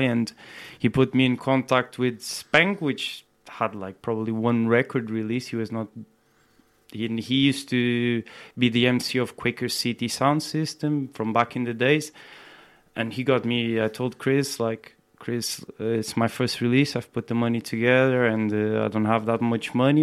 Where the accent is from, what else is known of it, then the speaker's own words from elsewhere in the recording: Portugal; moved away as an adult; also born or lived in Brazil; now in United Kingdom; I come from Portugal as well